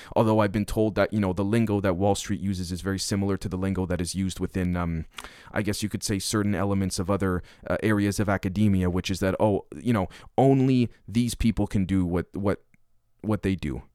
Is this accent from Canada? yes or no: yes; Canada; now in Manitoba, Canada; a Canadian being here in, in, uh, in Manitoba